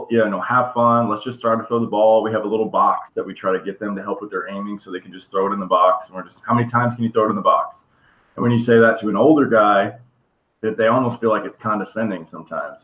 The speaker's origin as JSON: {"language": "English", "town": "Destin", "region": "Florida", "country": "United States", "also_born_or_lived": "Mexico", "said": "I'm a little bit of East Coast guy too, from a uh, small town called Destin"}